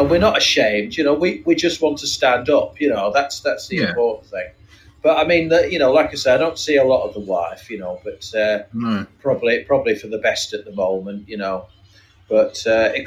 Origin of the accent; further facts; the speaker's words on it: Yorkshire and the Humber, United Kingdom; I come from Yorkshire